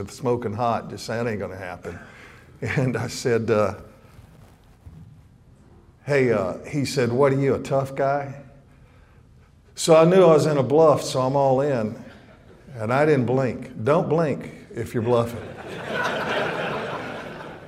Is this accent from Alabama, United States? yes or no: yes; Montgomery, Alabama, United States; I grew up here in Alabama in Montgomery